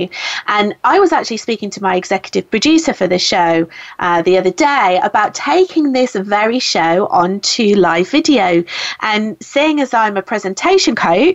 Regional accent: United Kingdom; I'm British

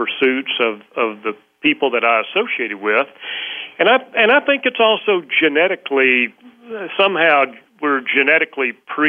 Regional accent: Texas, United States; I did. I grew up in a rural setting

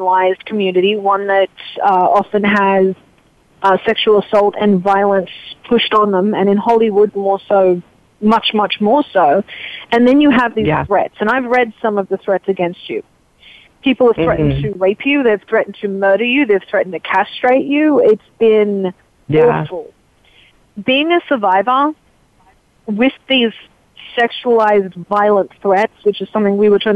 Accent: Australia; moved away; I grew up in Australia, which we've got a lot of socialized everything

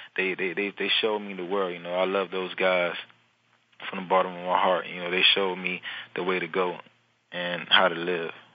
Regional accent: Miami, Florida, United States; moved away as an adult; now in New Orleans, United States; growing up in Miami as a young boy was kind of hard

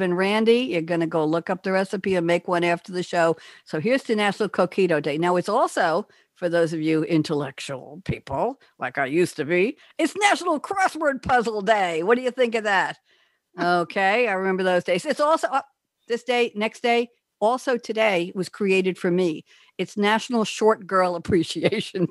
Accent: New York, United States; moved away; I'm a New Yorker

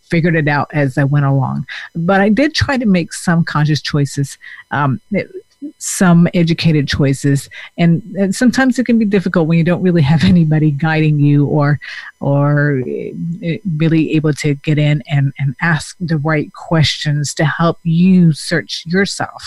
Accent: Denmark; moved away as an adult; I also came from another country. So I came from Denmark, and when I was 21, I came by myself.

